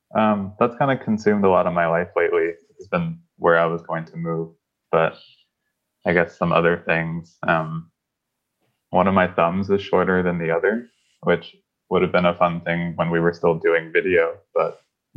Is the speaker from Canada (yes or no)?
yes; Canada; now in North Carolina, United States; So I'm actually from Canada. So when I moved to North Carolina